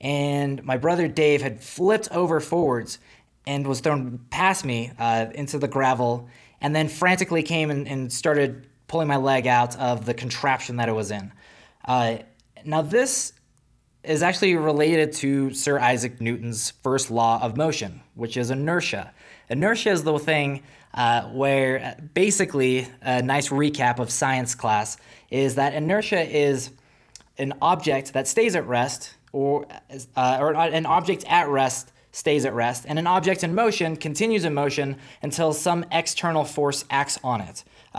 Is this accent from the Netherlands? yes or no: no; South Africa; Now, for those who are new here, I'm originally from South Africa, so it wasn't like a far travel.